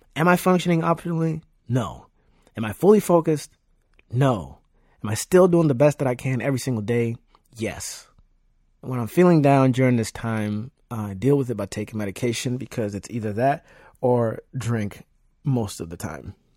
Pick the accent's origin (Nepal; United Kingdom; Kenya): Kenya; Nairobi; also born or lived in Virginia; now in Leesburg, United States; I was born and raised in Nairobi, Kenya, and immigrated to Virginia with my family in two thousand one